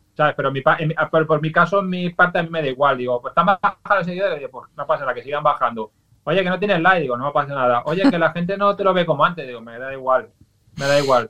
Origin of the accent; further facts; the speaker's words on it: Valencia, Valencian Community, Spain; yo soy de Valencia, que vengo de familia andaluza